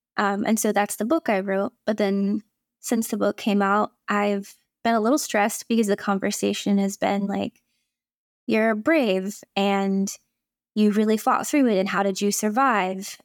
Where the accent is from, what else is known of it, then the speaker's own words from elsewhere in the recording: Indiana, United States; I grew up in Indiana